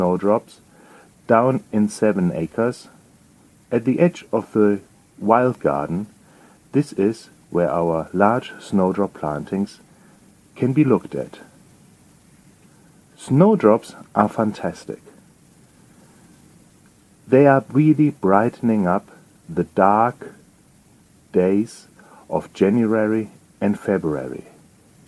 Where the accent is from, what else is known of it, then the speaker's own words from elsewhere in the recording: Germany; accent: German; English is a second language; moved away as an adult; now in England, United Kingdom; You will pick up from my accent that I'm not native British, I'm German. And I have to tell you, when I moved from Germany to England